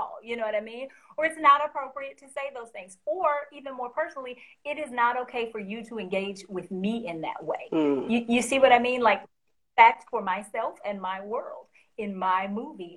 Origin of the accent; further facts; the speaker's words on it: the South, United States; I'm from the South, so there's a phrase that we use